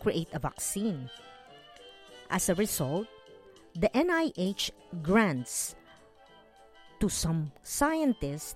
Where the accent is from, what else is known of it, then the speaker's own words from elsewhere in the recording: Philippines; I grew up learning in the Philippines from my elementary and high school teachers